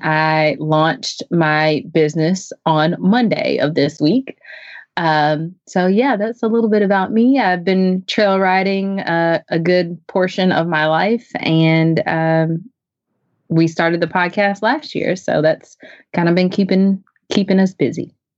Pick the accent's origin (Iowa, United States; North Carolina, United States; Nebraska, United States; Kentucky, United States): North Carolina, United States; Chapel Hill; now in Zebulon, United States; I am a from Chapel Hill, North Carolina. I currently live in Zebulon.